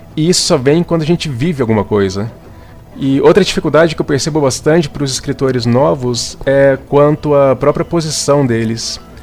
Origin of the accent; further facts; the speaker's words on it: Campinas, São Paulo, Brazil; eu sou de Campinas, São Paulo